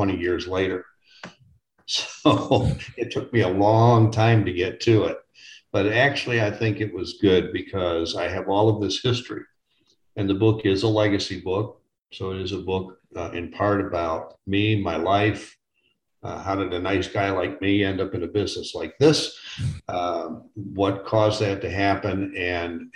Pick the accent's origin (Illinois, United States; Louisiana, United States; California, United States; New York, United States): Illinois, United States; Chicago; moved away as an adult; now in Phoenix, United States; I'm from Chicago, Illinois originally, but I have lived now 20 years out in Phoenix, Arizona